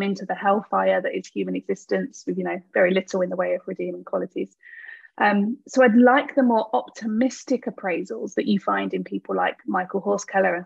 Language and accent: English; United Kingdom; I'm a British philosopher. I'm based at the University of Birmingham in the UK